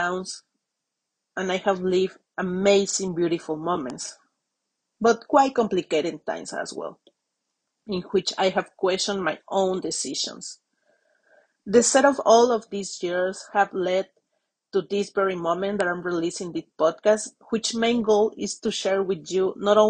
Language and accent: English; Mexico; accent: Latin; English is a second language; moved away as an adult; now in London, United Kingdom; I have friends back in Mexico who I hope to see in July when I visit my hometown.